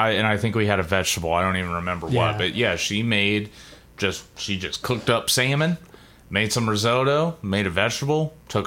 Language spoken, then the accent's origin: English; Boston, Massachusetts, United States; Yeah, like I'm from Boston, like, yeah, you got cock the tub.